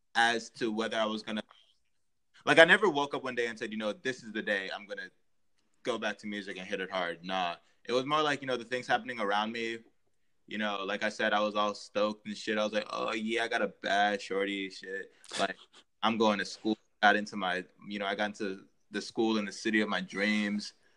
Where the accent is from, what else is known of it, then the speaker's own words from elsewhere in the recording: Montgomery County, Maryland, United States; also born or lived in New York; I was born and raised in Maryland, uh, in Montgomery County